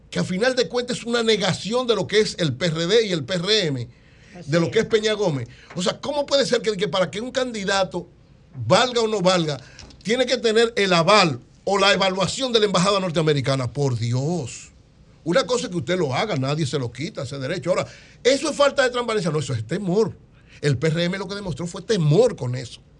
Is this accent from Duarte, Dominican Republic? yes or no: yes; San Francisco Macorís, Duarte, Dominican Republic; Yo soy de San Francisco Macorís, criaba en los minas.